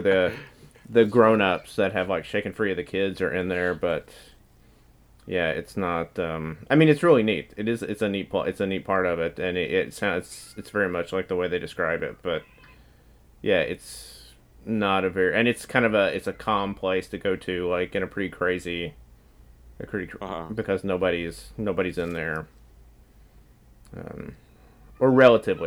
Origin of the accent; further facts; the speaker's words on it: East Tennessee, United States; we were just from like the mountains. Uh, we were from um, East Tennessee